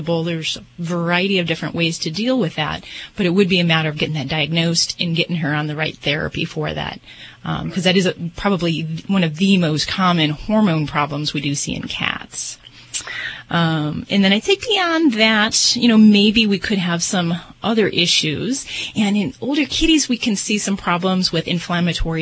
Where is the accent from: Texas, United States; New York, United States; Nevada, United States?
Nevada, United States; Las Vegas; I'm from Vegas